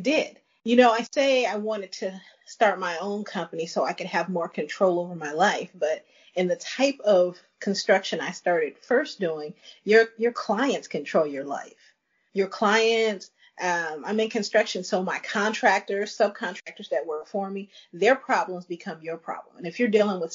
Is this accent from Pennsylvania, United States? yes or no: no; Chicago, Illinois, United States; moved away as an adult; also born or lived in Dallas, Texas / Thailand; I'm originally from Chicago. I moved to Dallas